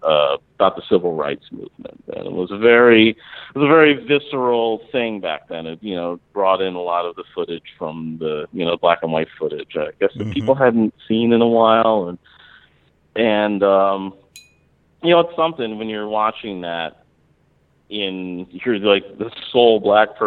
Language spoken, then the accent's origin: English; Mount Laurel, New Jersey, United States; also born or lived in Philadelphia, Pennsylvania; I was born in Philadelphia. My parents moved to this suburb in New Jersey called Mount Laurel, New Jersey.